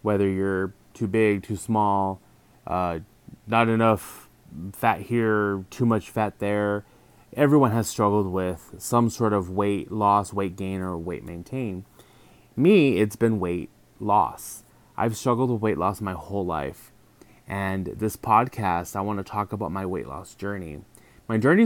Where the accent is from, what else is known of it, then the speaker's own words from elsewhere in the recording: El Paso, Texas, United States; moved away as an adult; now in San Diego, United States; 36 years old, I'm from El Paso, Texas.